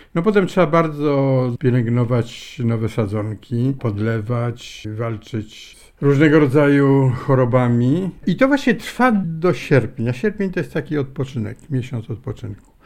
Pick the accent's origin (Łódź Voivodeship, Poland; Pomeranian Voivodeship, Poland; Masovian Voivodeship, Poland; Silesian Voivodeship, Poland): Masovian Voivodeship, Poland; Warsaw; moved away; ja pochodzę z lubelskiego, ale urodziłem się w Warszawie, rodzice zresztą mieszkali w Warszawie już od początku XX wieku